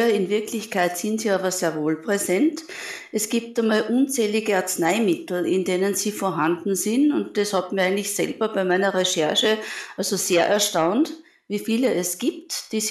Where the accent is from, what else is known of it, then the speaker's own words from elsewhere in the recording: Linz, Upper Austria, Austria; born there; also born or lived in Vienna; Also ich bin Apothekerin, ich bin in Linz geboren, habe in Wien dann Pharmazie studiert und arbeite jetzt mehr, seit mehr als einem Vierteljahrhundert in Linz in einer öffentlichen Apotheke.